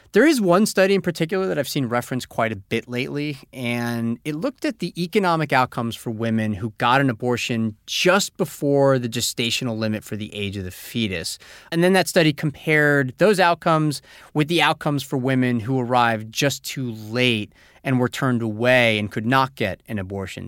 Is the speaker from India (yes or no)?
no; Canada; moved away as an adult; now in Taipei, Taiwan; I'm originally from Canada, but I've been living in Taipei, Taiwan, teaching English for the last five years.